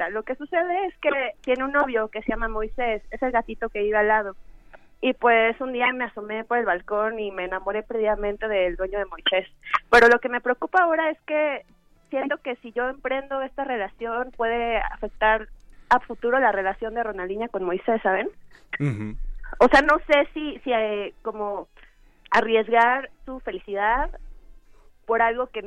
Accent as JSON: {"language": "Spanish", "region": "Mexico City", "country": "Mexico", "lives_now": "Chihuahua, Mexico", "said": "No, pues es que soy de la Ciudad de México, pero me vine acá"}